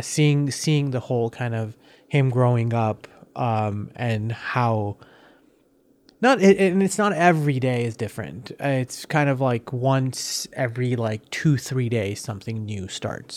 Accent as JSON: {"language": "English", "country": "United States", "tie": "born or raised there", "also_born_or_lived": "Iran", "said": "I've grown up more as an American than anything"}